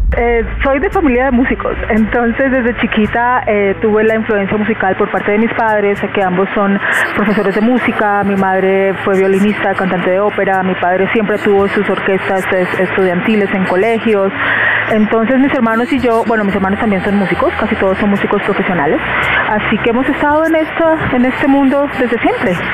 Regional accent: Colombia; moved away; muy emocionada de estar de vuelta en mi país haciendo música

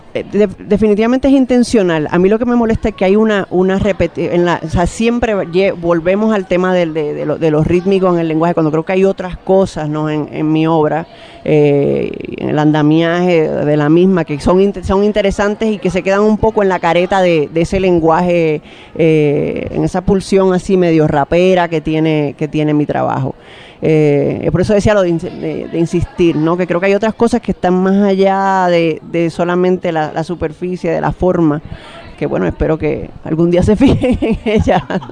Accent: Santo Domingo, Distrito Nacional, Dominican Republic; moved away as an adult; desde que me fui de Santo Domingo

